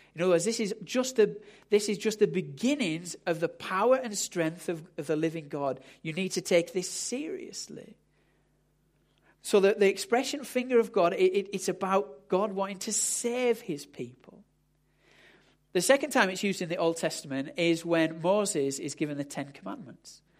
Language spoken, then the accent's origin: English; United Kingdom; we're, we're British